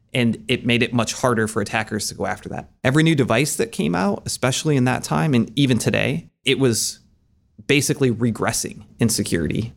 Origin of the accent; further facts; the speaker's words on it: Maumee, Ohio, United States; moved away as an adult; now in Columbus, United States; I grew up in the Toledo area, a suburb called Maumee, and came down to Ohio State for school, then lived here ever since, so it's been about twenty years now